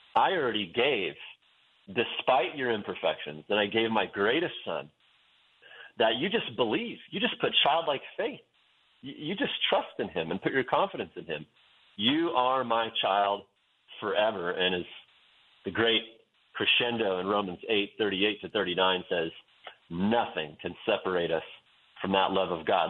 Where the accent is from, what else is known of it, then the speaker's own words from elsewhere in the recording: Western Oregon, United States; moved away as an adult; also born or lived in Wyoming; I grew up in Western Oregon in a in a town that's known as the Amsterdam of America